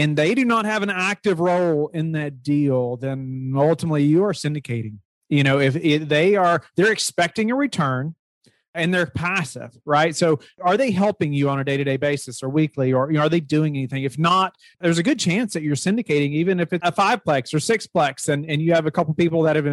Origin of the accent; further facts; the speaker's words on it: Kentucky, United States; now in Virginia, United States; I'm originally from Kentucky, but now live in Virginia.